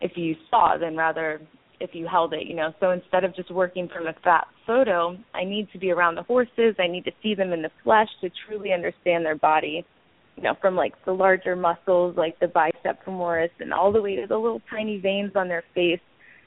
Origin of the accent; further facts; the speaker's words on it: Jupiter, Florida, United States; moved away as an adult; also born or lived in Lower East Side, New York City; now in New York City, United States; I grew up here in Jupiter, Florida, on a horse farm, so I'm able to come back home here